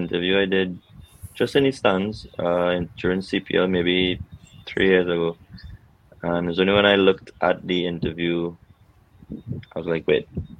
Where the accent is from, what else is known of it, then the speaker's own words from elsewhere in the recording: Trinidad & Tobago; growing up in Trinidad, most of my time was spent at Queen's Park.